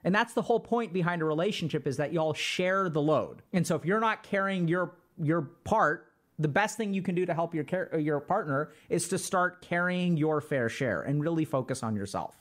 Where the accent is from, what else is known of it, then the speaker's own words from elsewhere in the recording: India; I'm Indian and in in our culture we have a lot of arranged marriage